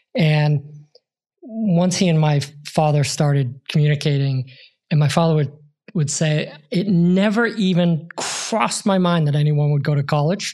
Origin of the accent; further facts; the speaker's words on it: Boston, Massachusetts, United States; I grew up in Irish Catholic Boston in the 70s